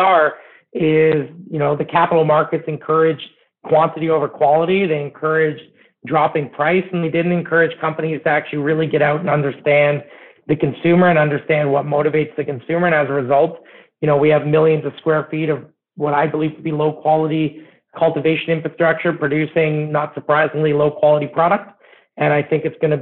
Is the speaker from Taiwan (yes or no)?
no; Canada; as a Canadian